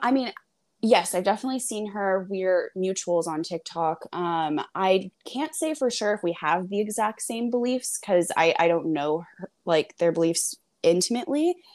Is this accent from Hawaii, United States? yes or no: yes; Hawaii, United States; I grew up in Hawaii